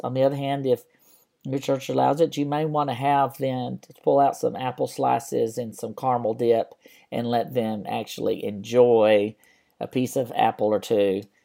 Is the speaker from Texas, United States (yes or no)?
yes; West Texas, United States; When I was a kid growing up in West Texas